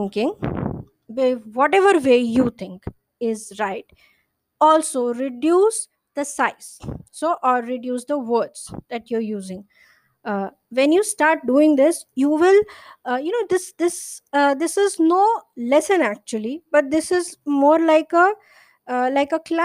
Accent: India; I'm an Indian writer

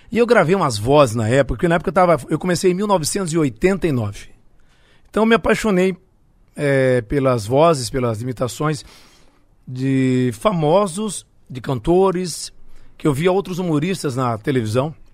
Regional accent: Ceará, Brazil; Montese, que é um bairro onde eu cresci. Nasci no Montese, morei em outros bairros, era igual cigano, mudava de casa.

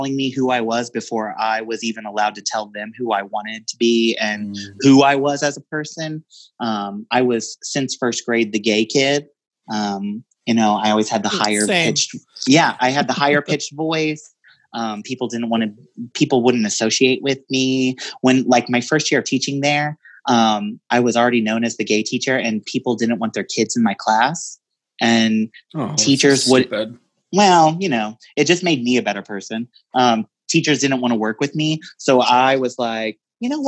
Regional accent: Missouri, United States; I'm a Midwestern boy in a female body. I'm from Missouri. I grew up in a little town.

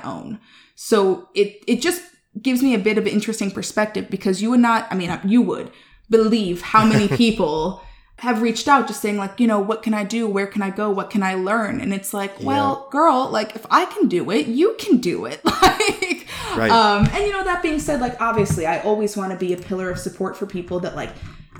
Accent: Chicago, Illinois, United States; I grew up in Chicago, raised by white people as a Black woman

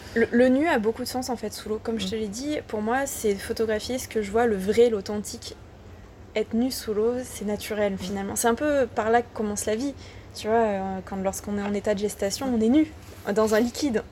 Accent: Ardèche, Auvergne-Rhône-Alpes, France; moved away as an adult; je viens d'Ardèche, donc euh, tu vois, là, c'est le, c'est le travail de la terre

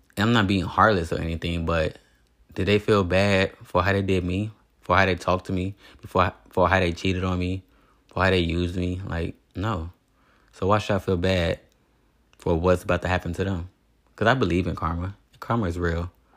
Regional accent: Indiana, United States; moved away as an adult; also born or lived in Las Vegas; I'm from Indiana

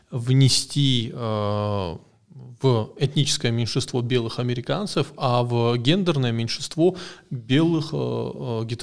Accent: Caucasus, Russia; С другой стороны, в России я кавказец, я меньшинство, и здесь у нас проходит такая же война памятников

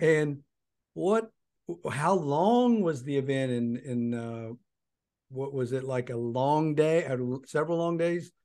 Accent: Wise, Virginia, United States; moved away; my hometown of Wise Virginia

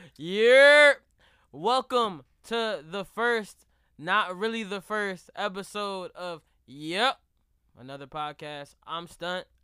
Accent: Jamaica; I'm really Jamaican

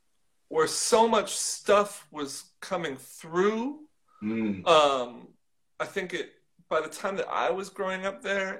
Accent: Kansas City, Missouri, United States; moved away as an adult; now in Chicago, United States; I was born in Kansas, but grew up on the Missouri side.

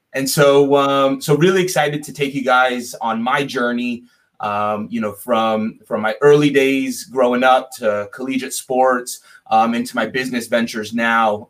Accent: South Florida, United States; I'm from South Florida originally.

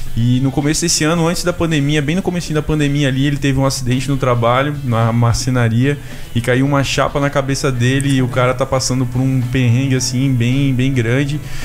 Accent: Blumenau, Santa Catarina, Brazil; sou da cidade de Blumenau também

